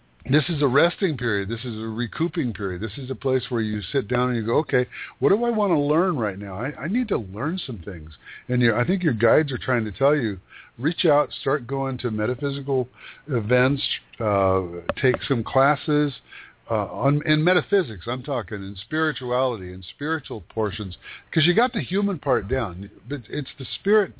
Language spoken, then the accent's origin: English; Yakima Valley, Washington, United States; moved away as an adult; I grew up in a desert. I grew up in the Yakima Valley, which is like a desert